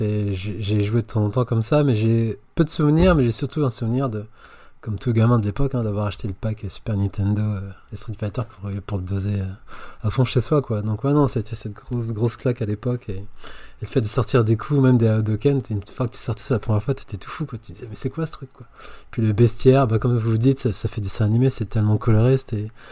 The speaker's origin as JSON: {"language": "French", "town": "Paris", "region": "Île-de-France", "country": "France", "said": "je suis parisien de base. Donc, moi, j'allais dans les salles mythiques à Châtelet"}